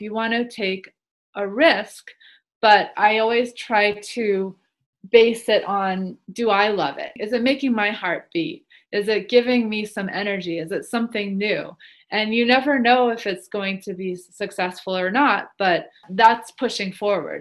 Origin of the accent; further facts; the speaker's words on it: Massachusetts, United States; moved away as an adult; also born or lived in New York City; I grew up in Massachusetts